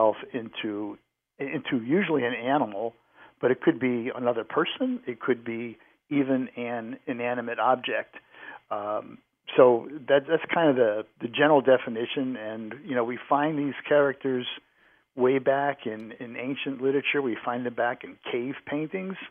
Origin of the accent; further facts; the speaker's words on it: New England, United States; now in Cincinnati, United States; I grew up in New England